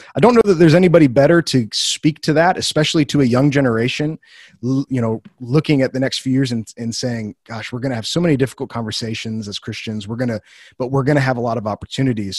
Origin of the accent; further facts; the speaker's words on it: Wheaton, Illinois, United States; moved away as an adult; also born or lived in Bible Belt; I grew up in Wheaton, which is a central hub